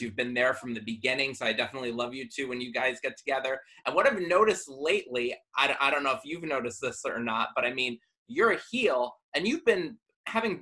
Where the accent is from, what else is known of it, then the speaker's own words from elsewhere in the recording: Danbury, Connecticut, United States; my hometown, Danbury, Connecticut